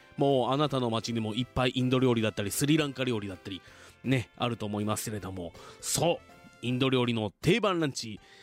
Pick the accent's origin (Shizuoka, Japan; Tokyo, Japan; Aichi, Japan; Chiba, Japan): Shizuoka, Japan; Fuji; 生まれも育ちも静岡県富士市